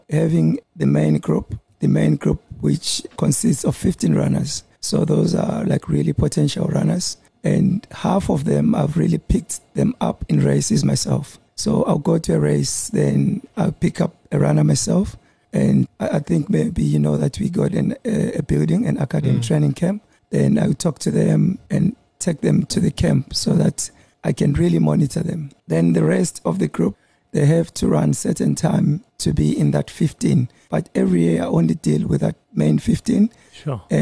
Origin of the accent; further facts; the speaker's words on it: Bulawayo, Zimbabwe; moved away as an adult; also born or lived in Pretoria; now in Durban, South Africa; I was born in Bulawayo. Uh, 1982 and uh, I moved up here in 2004 2004.